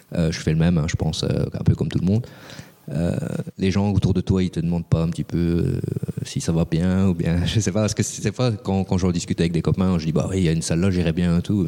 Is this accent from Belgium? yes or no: yes; Belgium; chez nous en Belgique